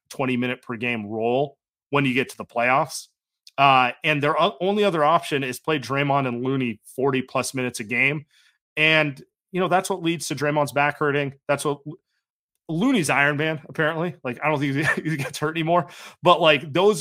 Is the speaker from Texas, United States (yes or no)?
no; Bay Area, California, United States; You and I are born and raised in the Bay Area